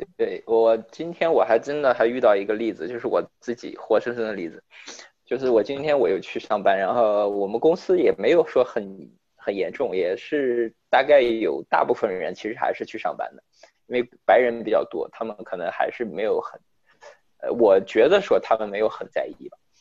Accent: China; now in United States; 作为中国人

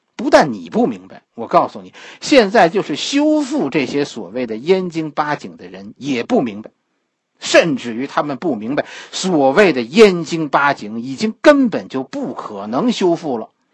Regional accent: Beijing, China; 我们北京人的视野都特别窄

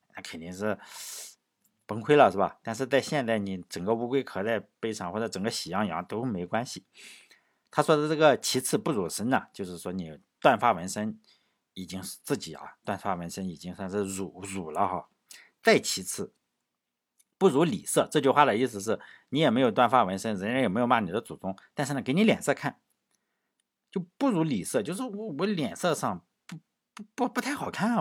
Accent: China; 我们中国人不以成败论英雄这一点非常好啊

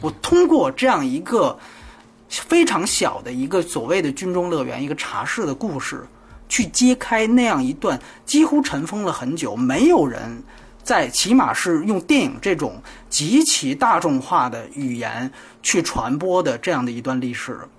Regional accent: China; 我是大陆来的

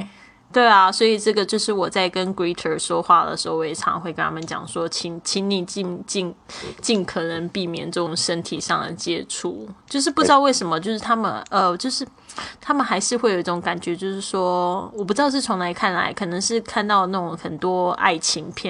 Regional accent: China; 可能因为我是中国的女生，我们都习惯这样子。

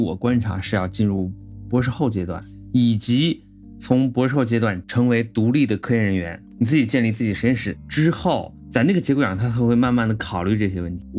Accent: China; now in United States; 我说，哎呀，你看我们中国人这不会说哈，这又招我们这一代很差劲。

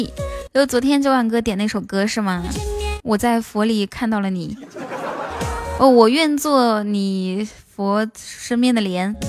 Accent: Inner Mongolia, China; now in Shanghai, China; 哪里的美女？我是内蒙古人，在上海。想听我说内蒙古话吗？

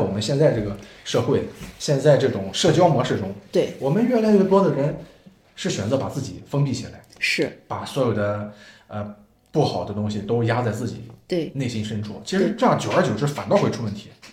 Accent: Jinan, Shandong, China; 我是济南人

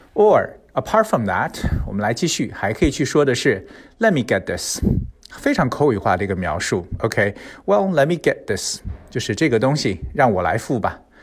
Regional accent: China; 我们中国人吃饭的时候

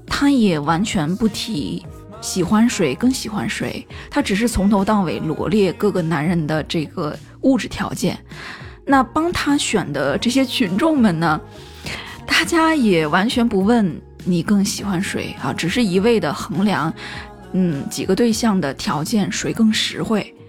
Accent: Qingdao, Shandong, China; accent: Qingdao dialect; 用我们青岛话来说就是过一路

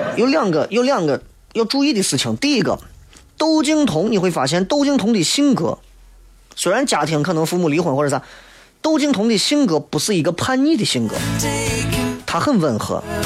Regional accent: China; 我们中国人说的人脉

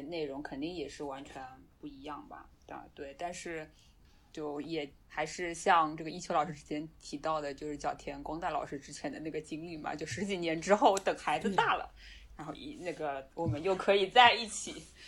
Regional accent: China; 我们中国人讲要面子嘛

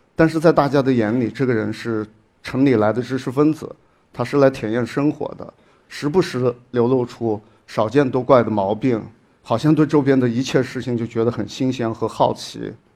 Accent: Shaoyang, Hunan, China; moved away as an adult; 这个区域是在我的家乡，随您这个地方跟我的老家邵阳市，是，是属于同样的一个行政市。我在我的老家生活了将近有二十多年

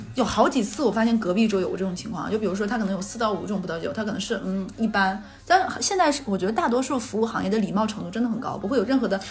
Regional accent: Jilin, China; moved away; 你知道我老家是喝什么吗？

